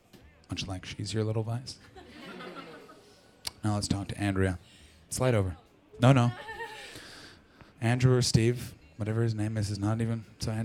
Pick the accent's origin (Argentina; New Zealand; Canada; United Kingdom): Canada; Ottawa Valley, Ontario; moved away; I'm from the Ottawa Valley.